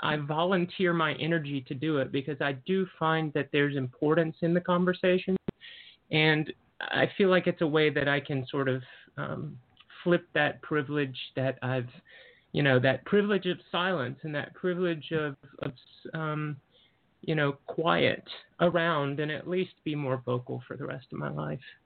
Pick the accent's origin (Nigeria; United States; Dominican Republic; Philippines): United States; the South; moved away as an adult; I grew up in the South